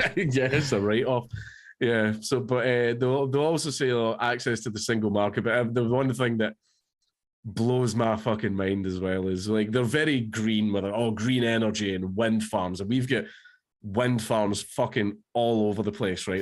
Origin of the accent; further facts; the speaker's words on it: Coatbridge, Scotland, United Kingdom; I grew up in Cote Bridge